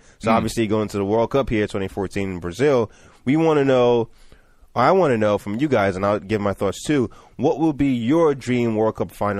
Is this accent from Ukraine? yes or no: no; Nigeria; also born or lived in Atlanta, United States; now in United States; And obviously being born here in Atlanta, but growing up in Nigeria, I had that divide, being a dual citizen.